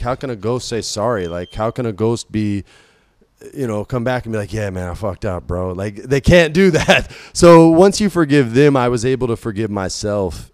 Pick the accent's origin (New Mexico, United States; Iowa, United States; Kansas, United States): New Mexico, United States; I grew up in New Mexico